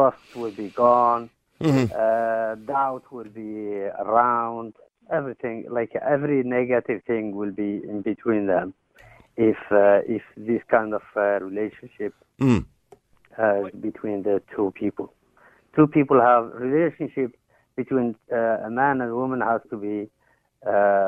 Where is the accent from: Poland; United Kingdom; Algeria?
Algeria; moved away; I am from Algeria.